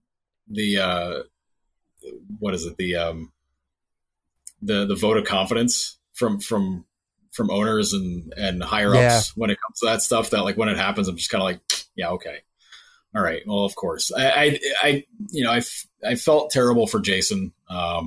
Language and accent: English; outside of Albany, New York, United States; now in Buffalo, United States; I was an Adirondack Red Wings fan growing up outside of Albany